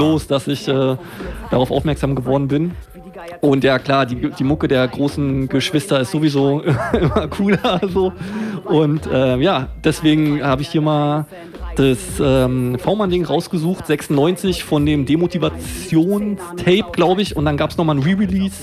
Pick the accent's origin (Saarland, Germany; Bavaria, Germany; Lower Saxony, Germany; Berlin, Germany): Berlin, Germany; also born or lived in Lichtenberg / Kreuzberg; ich bin in Mitte groß geworden, Berlin-Mitte